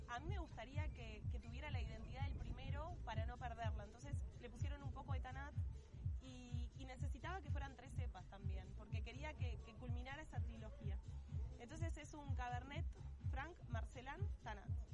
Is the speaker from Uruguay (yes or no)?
yes; Uruguay; ser uruguayos